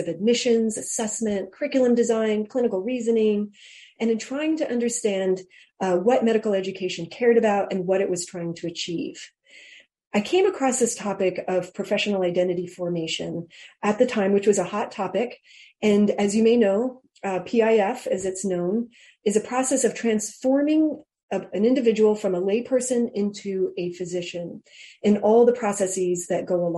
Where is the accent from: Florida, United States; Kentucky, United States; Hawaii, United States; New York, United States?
Hawaii, United States; moved away as an adult; also born or lived in Georgia; I was raised in Hawaii on an outer island out in the middle of the Pacific